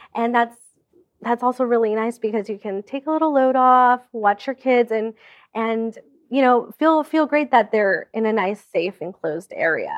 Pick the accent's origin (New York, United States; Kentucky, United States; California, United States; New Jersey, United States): California, United States; I am from California. I actually grew up thirty minutes away from Disneyland